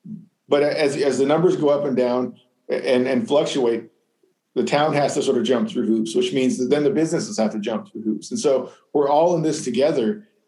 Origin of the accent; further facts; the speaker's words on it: Arizona, United States; now in Bloomington, United States; I came from Arizona. Urban sprawl is way worse out there.